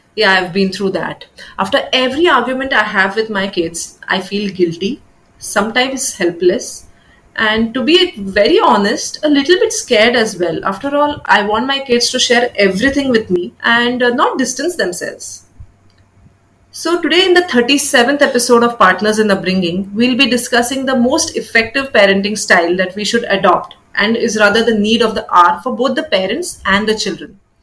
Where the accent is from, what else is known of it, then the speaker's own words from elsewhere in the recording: India; as an Indian parent